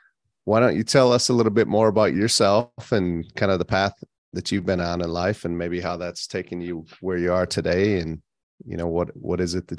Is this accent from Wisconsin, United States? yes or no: yes; Wisconsin, United States; I grew up in Wisconsin